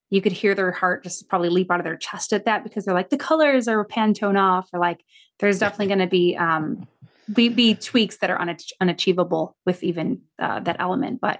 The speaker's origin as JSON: {"language": "English", "region": "Midwest", "country": "United States", "tie": "born or raised there", "also_born_or_lived": "Chicago", "said": "I lived in Chicago. Yeah. I grew up in Midwest."}